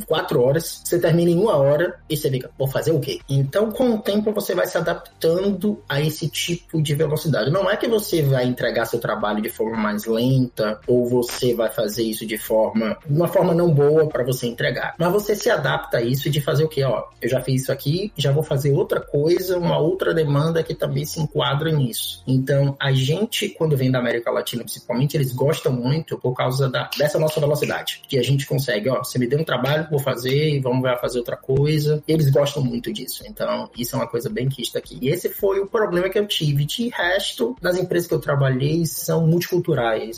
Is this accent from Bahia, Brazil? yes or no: yes; Salvador, Bahia, Brazil; moved away as an adult; now in Montreal, Canada; eu sou de Salvador, na Bahia, sou baiano, nascido lá, basicamente minha carreira quase toda foi lá